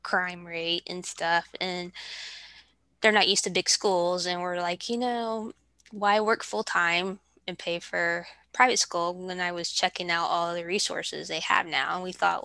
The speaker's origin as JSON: {"language": "English", "region": "Ohio", "country": "United States", "also_born_or_lived": "Kentucky", "moved": "yes", "lives_now": "Georgia, United States", "said": "we're originally from Ohio. We lived in Kentucky for 10 years. And then we moved to Georgia about 2.5 years ago."}